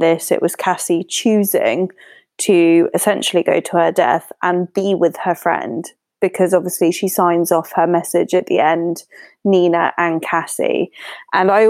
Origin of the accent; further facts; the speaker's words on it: United Kingdom; as a British citizen